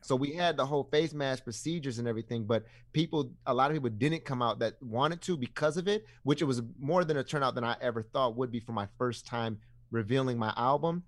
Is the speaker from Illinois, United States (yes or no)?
no; Ypsilanti, Michigan, United States; I was born and raised in Ipsy